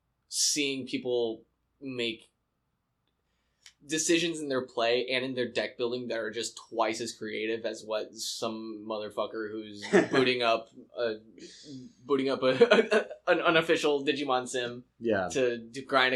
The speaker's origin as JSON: {"language": "English", "country": "Canada", "said": "We're from Canada."}